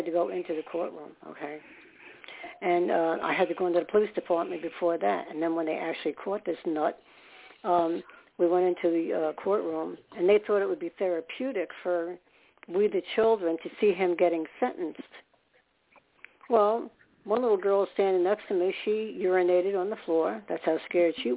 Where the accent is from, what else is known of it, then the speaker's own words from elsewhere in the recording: New York, United States; moved away; also born or lived in Staten Island, New York; I was born in New York, so I was comfortable in the city